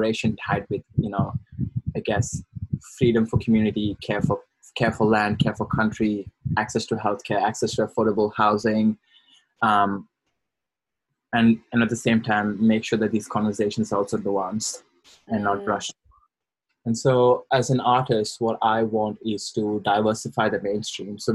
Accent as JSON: {"language": "English", "country": "India", "moved": "as an adult", "lives_now": "Brisbane, Australia", "said": "I am thoroughly Indian. I've been in Australia, in quotes, for the last 5 years and predominantly lived in Brisbane."}